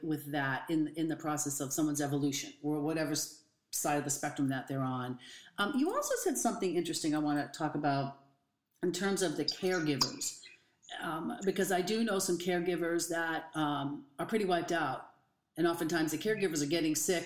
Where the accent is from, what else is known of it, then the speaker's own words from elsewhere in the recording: Boston, Massachusetts, United States; now in California, United States; I'm from the East Coast, Boston area, and now I'm in California